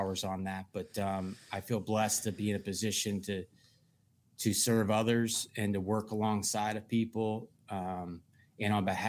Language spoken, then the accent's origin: English; Pennsylvania, United States; Love Suitorsville. I love the people of Western Pennsylvania.